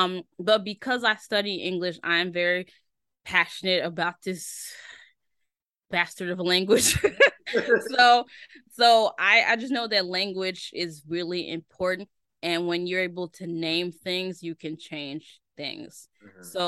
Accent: Tennessee, United States; moved away; also born or lived in Chicago; I was born in Tennessee

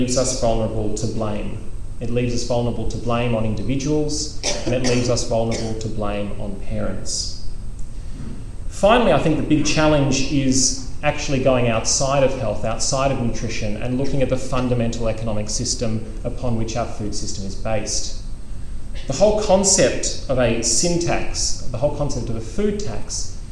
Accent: Australia; as an Australian

